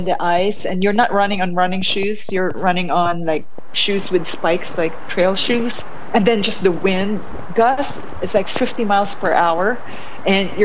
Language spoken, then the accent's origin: English; Bacolod, Negros Occidental, Philippines; moved away as an adult; now in United States; I was born and raised in Negros Occidental. And I was in Bacolod for high school and college. And I didn't move to the States until I finished college.